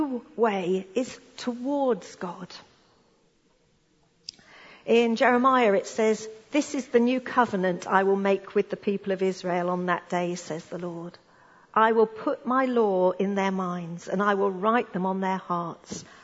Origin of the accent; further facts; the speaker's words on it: United Kingdom; us being British